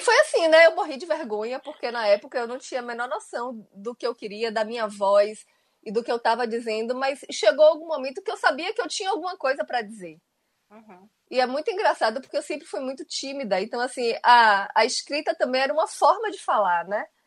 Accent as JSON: {"language": "Portuguese", "town": "Itabuna", "region": "Bahia", "country": "Brazil", "said": "eu sou de Itabuna"}